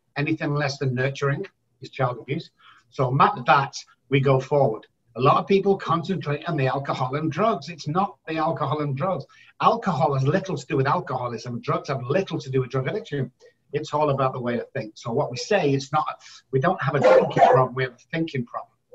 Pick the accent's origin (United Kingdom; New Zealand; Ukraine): United Kingdom; Manchester, North West England; moved away as an adult; now in San Antonio, United States; I'm originally from Manchester, United Kingdom, residing in San Antonio, Texas for the last 13